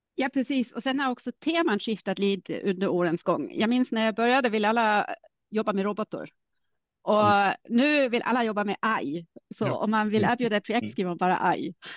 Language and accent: Swedish; Germany; accent: German; Swedish is a second language; moved away as an adult; also born or lived in Karlsruhe / Uppsala; now in Stockholm, Sweden; Alltså jag är ursprungligen tysk. Jag har inte så stark mm. tysk accent för min mor är finlandssvensk